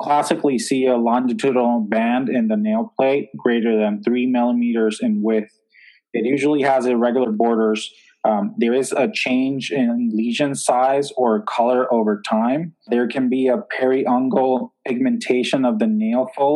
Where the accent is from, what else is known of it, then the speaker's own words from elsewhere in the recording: Puerto Rico; moved away as an adult; also born or lived in New York / Newark; now in Atlanta, United States; So I was born in New York. I was raised in Puerto Rico, but my family is actually all Colombian.